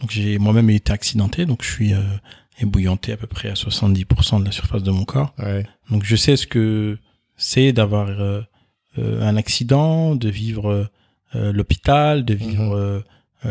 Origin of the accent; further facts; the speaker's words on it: Nord-Pas-de-Calais, Hauts-de-France, France; je suis né ici en France, euh, dans, dans le Nord-Pas-de-Calais